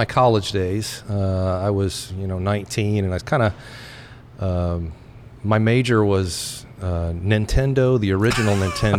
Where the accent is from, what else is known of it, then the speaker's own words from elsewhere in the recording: Tennessee, United States; also born or lived in Columbus, Ohio; now in Lynden, United States; growing up in Tennessee, Southern hospitality, I was a yes, ma'am, no, ma'am, yes, sir, no, sir, kind of guy.